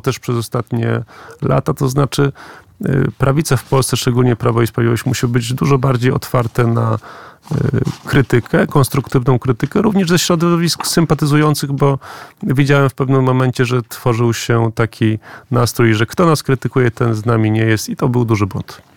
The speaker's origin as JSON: {"language": "Polish", "town": "Gdańsk", "region": "Pomeranian Voivodeship", "country": "Poland", "said": "ja jestem z, z Gdańska, z Pomorza"}